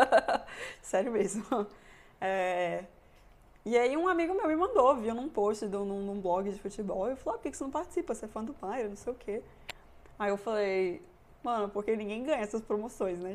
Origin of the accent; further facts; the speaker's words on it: Brasília, Federal District, Brazil; moved away as an adult; also born or lived in Bochum, Germany / Munich, Germany; now in Germany; eu sou de Brasília